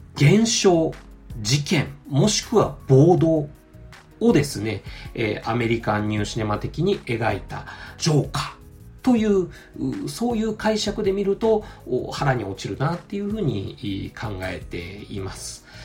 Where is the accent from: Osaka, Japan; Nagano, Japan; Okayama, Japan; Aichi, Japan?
Aichi, Japan; 我が地元愛知県